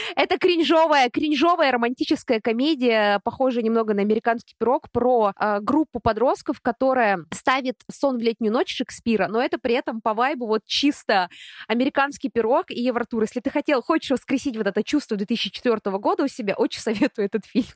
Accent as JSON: {"language": "Russian", "country": "Russia", "said": "откуда я за границей, я говорю, из России"}